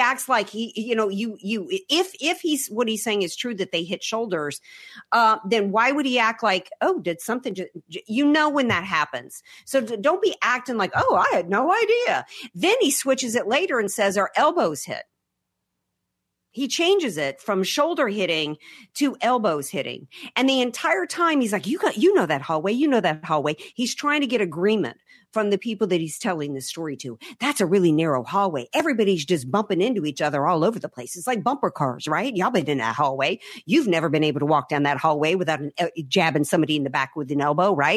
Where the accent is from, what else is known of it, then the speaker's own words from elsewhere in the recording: the South, United States; I relate to it as a Southerner